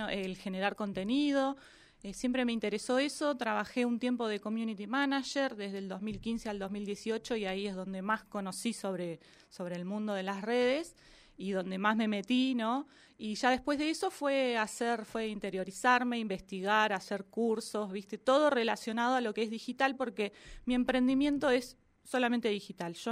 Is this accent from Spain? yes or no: no; Viedma, Río Negro, Argentina; also born or lived in Bahía Blanca; vivimos en Bahía Blanca mientras él estudiaba, terminaba sus últimas materias, pero somos de Viedma.